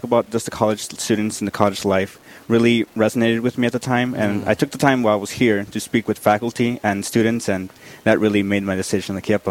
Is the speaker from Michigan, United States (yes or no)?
yes; Grand Rapids, Michigan, United States; now in North Dakota, United States; I'm actually from Grand Rapids, Michigan.